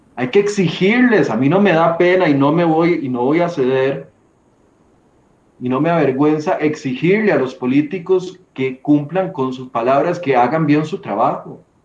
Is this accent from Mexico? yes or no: no; Costa Rica; como costarricenses